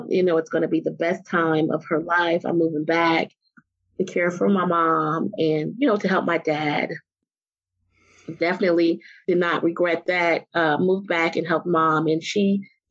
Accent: Indianapolis, Indiana, United States; moved away as an adult; now in Chicago, United States; born and raised by two amazing people, my parents in Indianapolis, Indiana

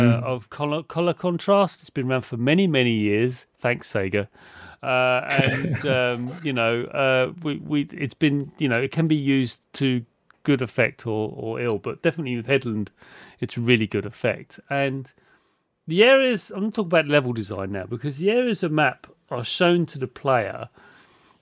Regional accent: United Kingdom; I'm British

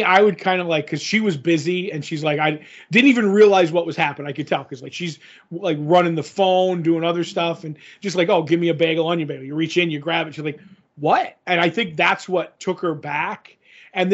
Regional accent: New Jersey, United States; It's like, listen, I'm from Jersey. I've been eating bagels my whole life.

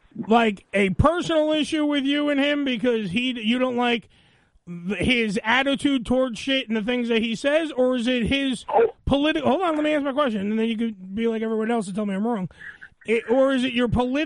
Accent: United States; I'm an American.

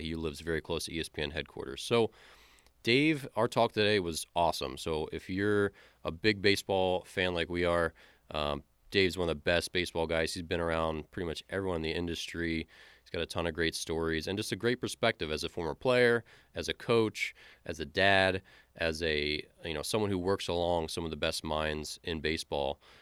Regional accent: Baltimore, Maryland, United States; moved away; I grew up in Baltimore

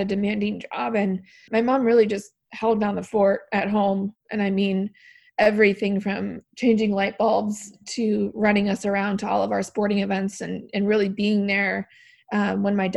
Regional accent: Palo Alto, California, United States; now in Calabasas, United States; I grew up in the Bay Area

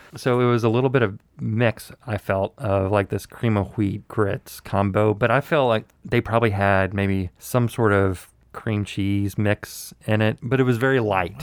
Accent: the South, United States; born or raised there

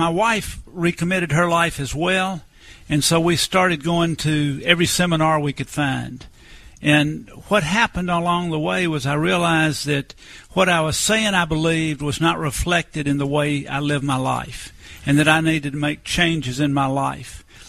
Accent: Atlanta, Georgia, United States; I was born in Atlanta, Georgia. I grew up going to church every Sunday of my life.

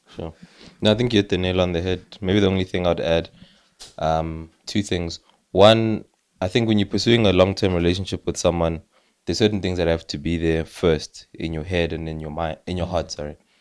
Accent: South Africa; as a South African

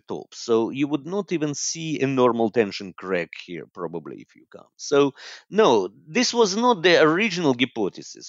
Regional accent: Moscow, Russia; moved away as an adult; also born or lived in Haifa, Israel / London, United Kingdom / Oxford, United Kingdom / Atlanta, United States; now in Zurich, Switzerland; I was born and I grew up in Moscow, in Russia.

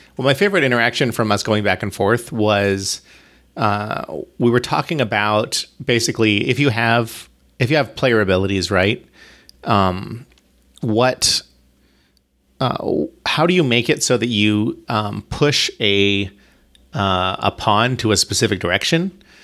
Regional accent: Bahamas; I'm from the Bahamas. Like, I grew up in the Bahamas

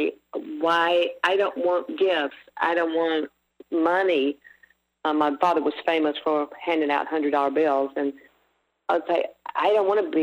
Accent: Mississippi, United States; moved away; also born or lived in Los Angeles; growing up in Mississippi during that time and era

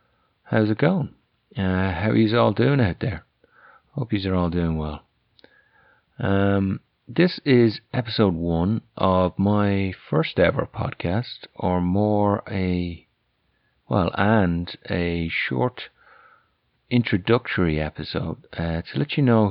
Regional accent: Ireland; accent: Irish; also born or lived in France; now in United States; And as you can probably guess from my accent, I'm Irish, although that'd probably be debated back in Ireland.

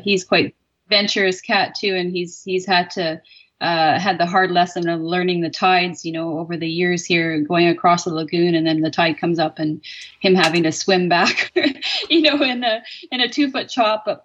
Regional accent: North Island, British Columbia, Canada; now in Cape Beale, Canada; growing up on the North Island

